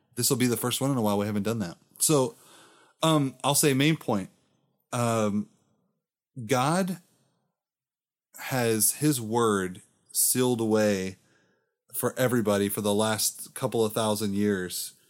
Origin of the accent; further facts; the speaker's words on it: Florida, United States; I'm from Florida